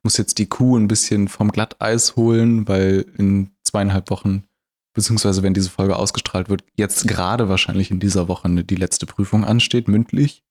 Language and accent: German; Germany; Wir sind in Deutschland geboren.